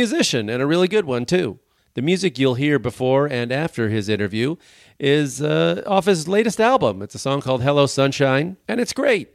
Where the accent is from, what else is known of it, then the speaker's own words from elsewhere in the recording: Chicago, Illinois, United States; I'm from Chicago